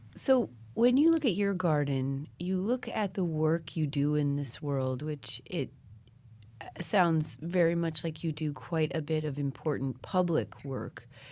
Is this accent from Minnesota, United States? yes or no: no; Colorado, United States; moved away; I was born and raised in Colorado